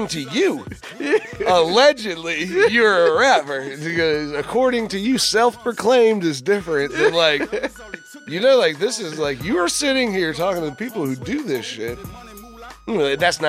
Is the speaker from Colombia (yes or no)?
no; Fredericksburg, Virginia, United States; I'm from Fredericksburg